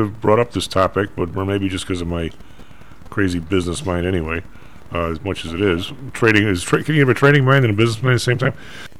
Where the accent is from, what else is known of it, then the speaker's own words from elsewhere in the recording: Colorado, United States; But it's senior year, and I'm from Colorado, and the tuition's, you know, whatever, 15 grand anyway.